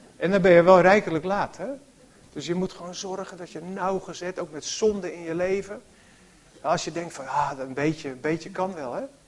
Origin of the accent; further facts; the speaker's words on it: Harmelen, Utrecht, Netherlands; In het dorp, Harmelen, waar ik ben opgegroeid, eh, niet zo ver hier vandaan